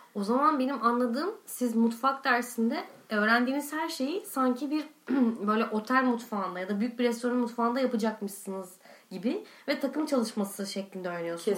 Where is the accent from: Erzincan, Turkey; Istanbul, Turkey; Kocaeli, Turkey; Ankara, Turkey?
Istanbul, Turkey; Ben şimdi doğma büyüme İstanbul'dayım.